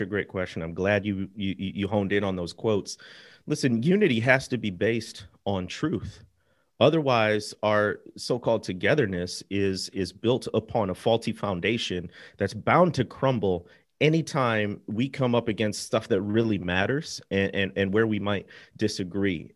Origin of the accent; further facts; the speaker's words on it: Midwest, United States; moved away as an adult; now in Mississippi, United States; I grew up in the Midwest, and, uh, we were not an especially religious family.